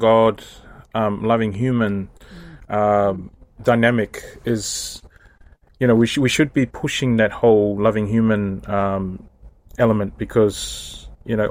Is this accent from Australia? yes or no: yes; Australia; now in Samoa; I'm back in Samoa now, but I'm like, as also an Australian